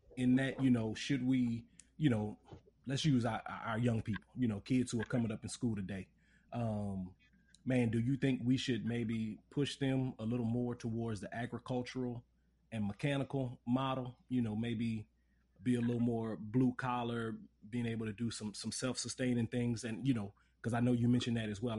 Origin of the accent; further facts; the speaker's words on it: Lafayette, Louisiana, United States; I grew up in Lafayette